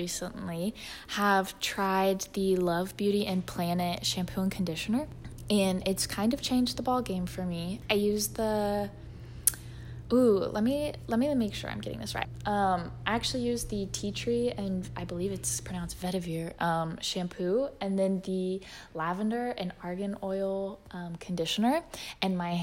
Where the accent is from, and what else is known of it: Texas, United States; born or raised there; moved away